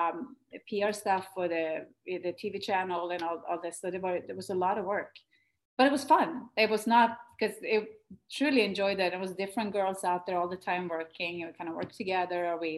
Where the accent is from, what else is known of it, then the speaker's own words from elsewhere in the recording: Sweden; moved away; Sweden when we were home in my home country